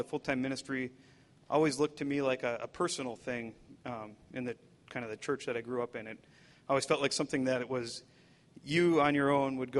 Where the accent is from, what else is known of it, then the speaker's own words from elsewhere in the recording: Wisconsin, United States; I grew up in Wisconsin